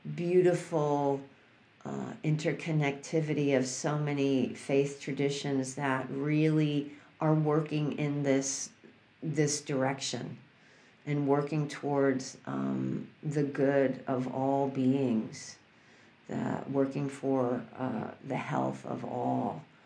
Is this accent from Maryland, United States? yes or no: no; New York City, New York, United States; I grew up in New York City.